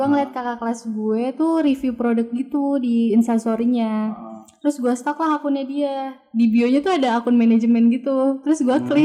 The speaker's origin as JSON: {"language": "Indonesian", "town": "Palembang", "region": "South Sumatra", "country": "Indonesia", "tie": "born or raised there", "said": "asli Palembang sih gue"}